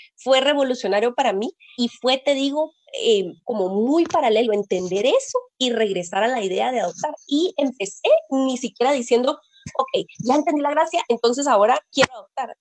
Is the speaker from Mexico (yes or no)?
no; Guatemala; yo nací en Guatemala y aquí he vivido toda mi vida